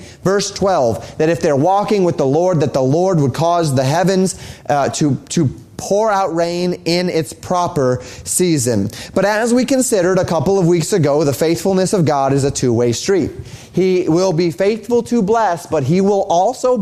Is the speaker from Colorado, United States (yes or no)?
yes; Colorado, United States; moved away; Where I grew up in Colorado